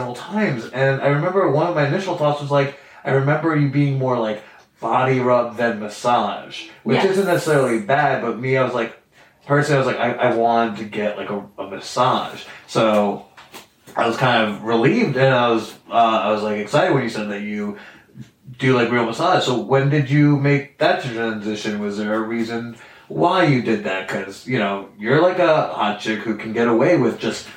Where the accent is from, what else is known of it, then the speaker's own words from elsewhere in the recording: northern New Jersey, United States; my hometown in northern New Jersey